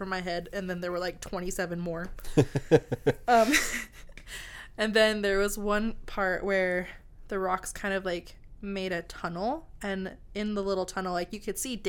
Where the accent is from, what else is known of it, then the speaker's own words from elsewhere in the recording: United States; I'm American.